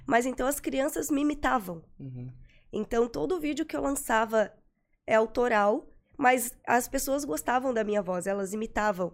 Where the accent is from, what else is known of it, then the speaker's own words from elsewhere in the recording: Florianópolis, Santa Catarina, Brazil; Eu sou de Florianópolis